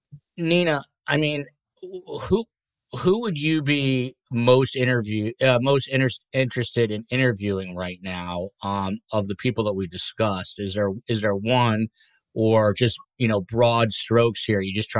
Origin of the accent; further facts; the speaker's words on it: New Jersey, United States; New Jersey, Kathy, shout out to my home state. This is not far from my family.